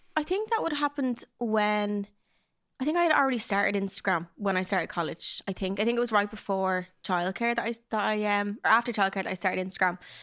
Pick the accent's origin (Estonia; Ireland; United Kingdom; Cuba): Ireland; Dublin, Leinster; I grew up in Dublin, South Dublin